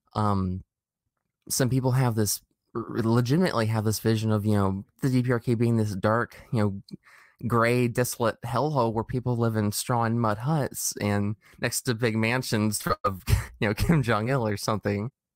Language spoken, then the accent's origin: English; United States; growing up in America